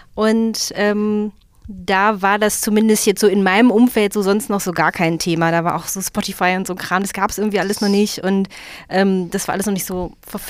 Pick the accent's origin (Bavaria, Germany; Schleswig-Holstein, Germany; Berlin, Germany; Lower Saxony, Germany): Lower Saxony, Germany; Hanover; als Hannoveranerin